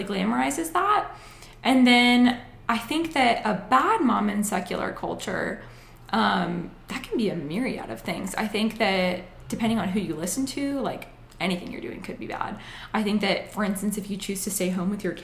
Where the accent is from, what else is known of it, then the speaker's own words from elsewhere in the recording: Acworth, Georgia, United States; I grew up in Ackworth, went to Georgia Tech